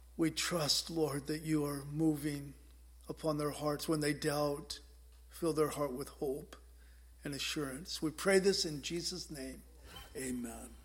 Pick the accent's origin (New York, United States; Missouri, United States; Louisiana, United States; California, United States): California, United States; San Diego; now in Whidbey Island, United States; I grew up in San Diego